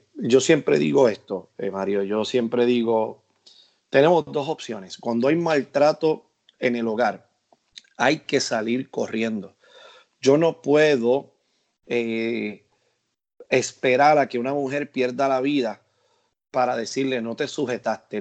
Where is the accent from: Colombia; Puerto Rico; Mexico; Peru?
Puerto Rico; en mi país, en Puerto Rico